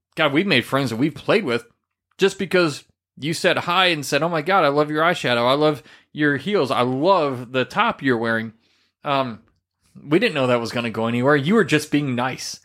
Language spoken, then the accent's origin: English; Midwest, United States; moved away; I come from the Midwest region